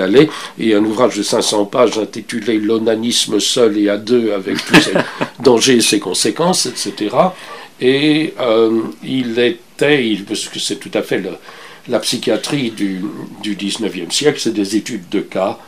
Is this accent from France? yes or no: no; Belgium; moved away as an adult; now in Canada; j'ai quitté la Belgique un peu comme enfin, je, l'ai quitté sans vouloir me retourner en arrière. Euh, je n'attendais rien. Je suis arrivé. Euh, je suis arrivé au Canada